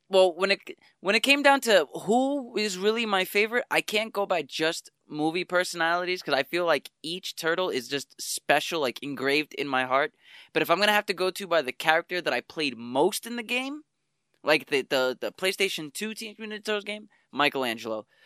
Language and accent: English; New York City, New York, United States; I grew up in Spanish Harlem